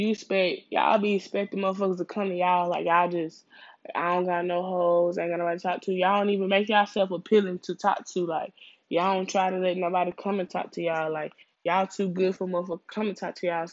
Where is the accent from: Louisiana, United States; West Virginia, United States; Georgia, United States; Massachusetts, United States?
Louisiana, United States; now in Houston, United States; I'm a Houstonian. I was born out here. I was raised in Louisiana, and I moved back out here